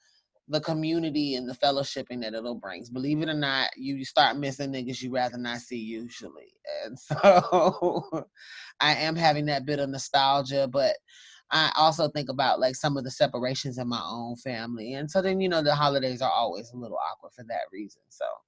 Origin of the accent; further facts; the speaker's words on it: South Carolina, United States; that in my home state of South Carolina, there's some verification issues right now